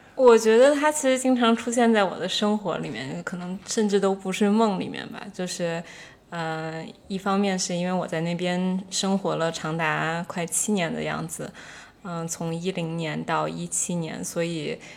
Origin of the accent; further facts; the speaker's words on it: Beijing, China; moved away as an adult; also born or lived in Washington, D.C.; 我回国以后，在北京生活了三年